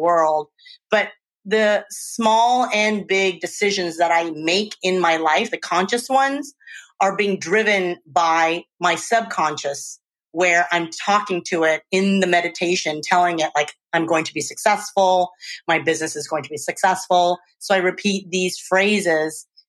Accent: Louisiana, United States; also born or lived in Czech Republic; now in Oakland, United States; I grew up in Louisiana, and I've moved to the Czech Republic.

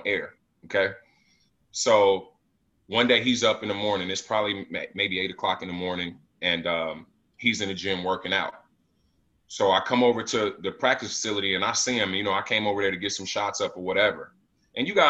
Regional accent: Las Vegas, Nevada, United States; I'm from Vegas. My city doesn't even close

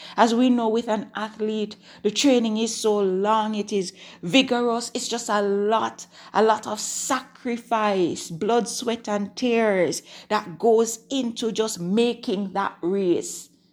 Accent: Jamaica; I'm recording from Jamaica. If, if you're, if you're a new time listener, then that's where I'm from.

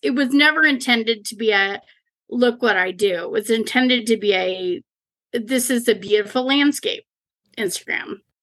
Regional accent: Leavenworth, Washington, United States; I grew up in Leavenworth, the small Bavarian town that everybody wants to go

